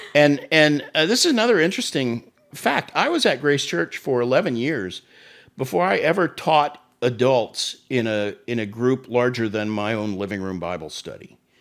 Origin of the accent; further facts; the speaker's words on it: Tulsa, Oklahoma, United States; moved away as an adult; also born or lived in Florida; Tulsa, my hometown